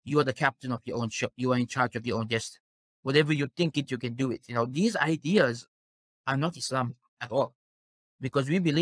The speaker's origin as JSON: {"language": "English", "country": "South Africa", "tie": "born or raised there", "said": "Born and raised in South Africa, I'm actually fifth generation South African"}